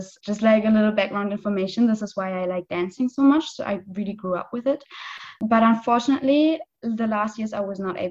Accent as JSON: {"language": "English", "region": "western Germany", "country": "Germany", "tie": "born or raised there", "moved": "as an adult", "lives_now": "Cottbus, Germany", "said": "my hometown is really like the west of the west of the west. So it's really the other side of Germany."}